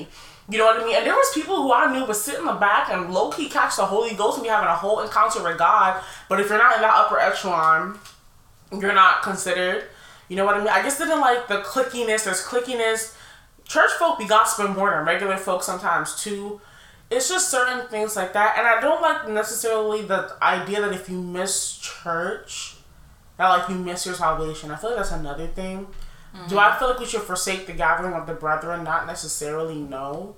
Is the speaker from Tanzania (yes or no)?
no; Nigeria; I'm Nigerian, I was Pentecostal.